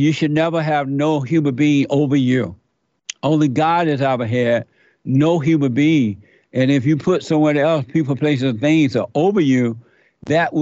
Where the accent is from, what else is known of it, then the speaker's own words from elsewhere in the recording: Alabama, United States; I grew up in Alabama under the Jim Crow law